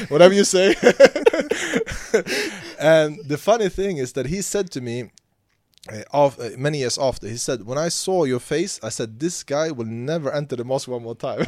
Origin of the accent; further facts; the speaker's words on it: Sweden; moved away as an adult; also born or lived in Yemen / Saudi Arabia; now in Medina, Saudi Arabia; I'm from Sweden, uh, country in, uh, north of Europe